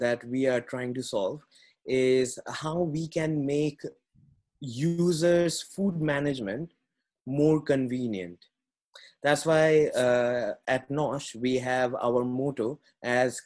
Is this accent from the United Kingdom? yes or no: no; India; moved away as an adult; I was born in India and I was brought, like, born and brought up in a very humble family.